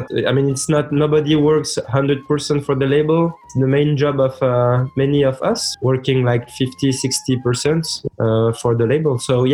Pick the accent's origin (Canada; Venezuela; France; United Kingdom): France; also born or lived in Lebanon / Switzerland; born in Lebanon. I grew up with the record collection of my parents, mostly Arabic music, and then I grew up in France and Switzerland.